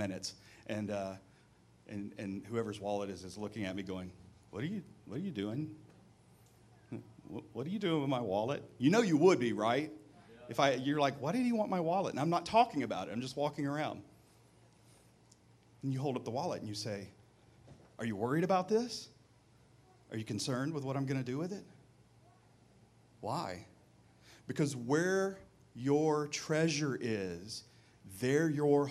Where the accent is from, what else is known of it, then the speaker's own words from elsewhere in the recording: Mississippi, United States; moved away; to the South where I grew up in Mississippi